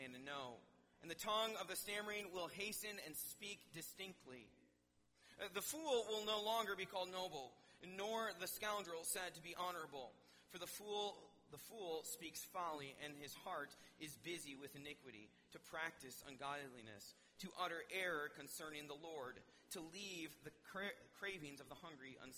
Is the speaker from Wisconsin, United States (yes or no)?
yes; Wisconsin, United States; moved away; I'm from Wisconsin